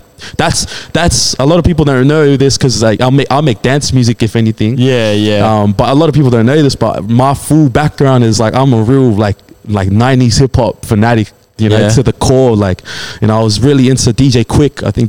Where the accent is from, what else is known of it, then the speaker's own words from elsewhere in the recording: Australia; I soaked up a lot of music from just growing up here in Australia